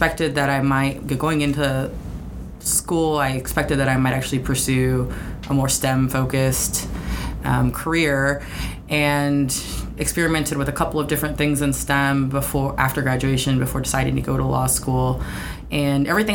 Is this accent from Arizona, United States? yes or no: yes; central Arizona, United States; also born or lived in Hawaii; now in Seattle, United States; I grew up mostly in the Southwest, in a rural part of central Arizona.